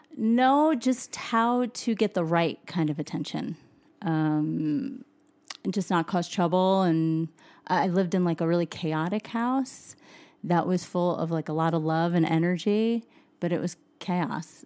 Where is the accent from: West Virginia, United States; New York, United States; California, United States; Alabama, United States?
New York, United States; Suffern; moved away as an adult; also born or lived in Nashville, Tennessee; now in Utah, United States; a little town called Suffren. It's about an hour outside of Manhattan